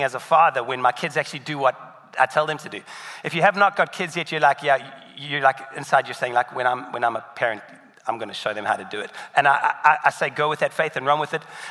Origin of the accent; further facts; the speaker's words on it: South Africa; moved away; in South Africa, where I'm from